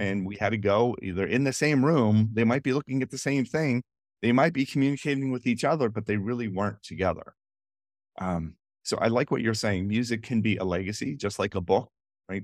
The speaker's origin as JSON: {"language": "English", "town": "Washington", "country": "United States", "tie": "born or raised there", "said": "Washington, Dulles, my hometown"}